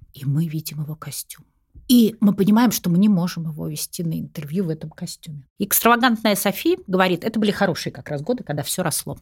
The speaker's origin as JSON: {"language": "Russian", "region": "Saint Petersburg", "country": "Russia", "moved": "as an adult", "lives_now": "Moscow, Russia", "said": "Я же из Питера сама. Угу. Я перебралась сюда, вот мне было около 30 лет."}